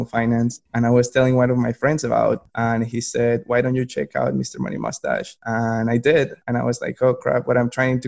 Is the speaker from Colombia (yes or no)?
yes; Colombia; moved away as an adult; now in Raleigh, United States; I'm from Colombia originally. I was born and raised over there, moved to the U.S. for college